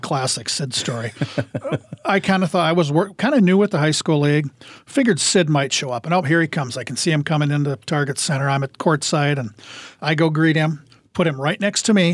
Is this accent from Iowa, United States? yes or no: yes; Iowa, United States; moved away as an adult; now in Twin Cities, United States; going out to the lake, Ingham Lake, outside of my hometown